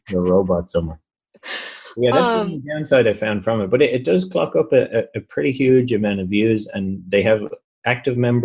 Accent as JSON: {"language": "English", "country": "Ireland", "said": "I'm from Ireland"}